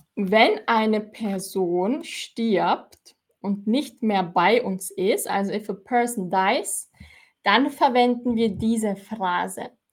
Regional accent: Austria; ich komme aus Österreich und in Österreich sagen wir Zwetschgen

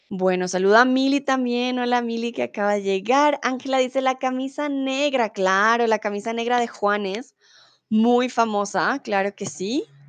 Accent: Bogotá, Colombia; now in Germany; soy de Colombia, de la capital de Bogotá

